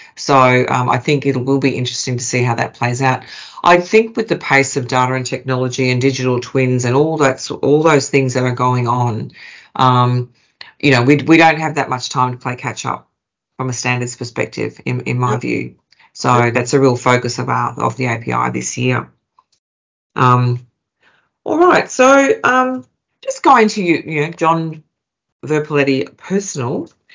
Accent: Queensland, Australia; now in Melbourne, Australia; I'm a Queenslander that's moved to Melbourne.

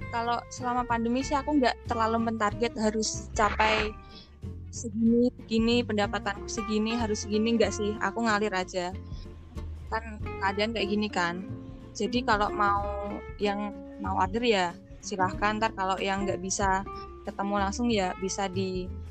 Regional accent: Pati, Central Java, Indonesia; Aku dari Pati, Jawa Tengah

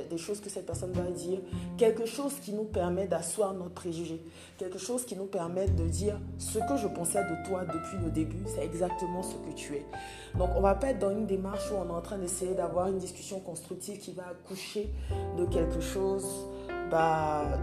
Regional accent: Côte d’Ivoire; Donc je rappelle que je suis ivoirienne en Côte d'Ivoire

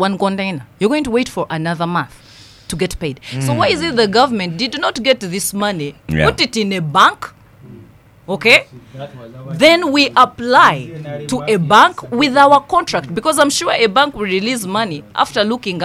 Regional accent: Nyabushche, Western Region, Uganda; I come from Nyabushche

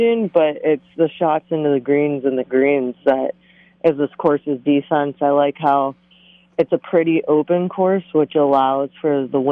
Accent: Boca Raton, Florida, United States; also born or lived in Fort Lauderdale, Florida / Jupiter, Florida; I was born in Fort Lauderdale, moved to Boca. I played at Broken Sound growing up

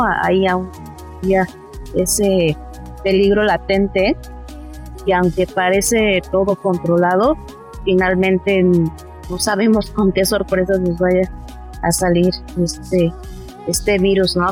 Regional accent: Mexico

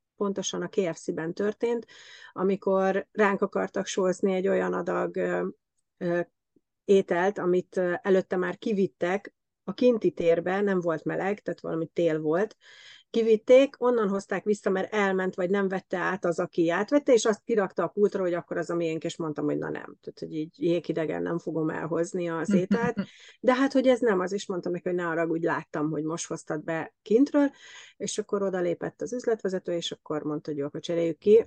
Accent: Hungary; moved away as an adult; now in Germany; mi hárman magyarok vagyunk

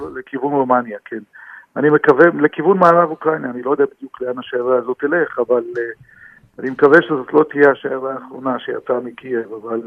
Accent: Israel; אנחנו גרים פה בארץ ישראל, נולדנו בארץ ישראל

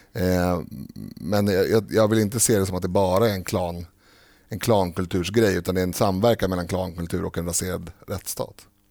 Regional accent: Stockholm, Stockholm County, Sweden; jag är född i Rinkeby

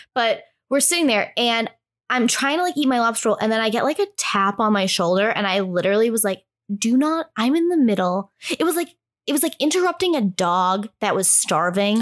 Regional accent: New England, United States; moved away; also born or lived in New York; I'm from New England

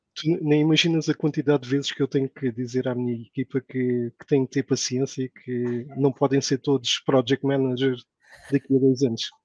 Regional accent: Portugal; moved away as an adult; now in Saudi Arabia; termos de nascido em Portugal

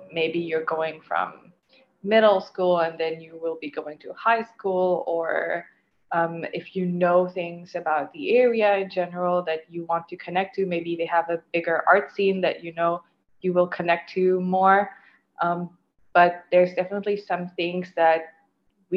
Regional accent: Mauritius; moved away as an adult; also born or lived in Fredericton, Canada; growing up in Mauritius, I was aware of my South Asian or Indian heritage.

